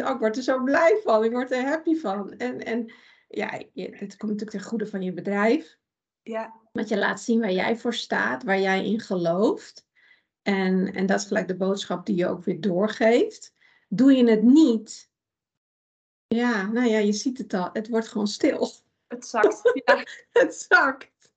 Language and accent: Dutch; Iran; now in Netherlands; ik kom uit Iran. Daar ben ik ook geboren